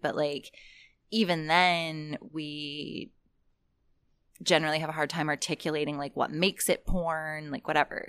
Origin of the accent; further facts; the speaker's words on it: North Carolina, United States; I grew up in North Carolina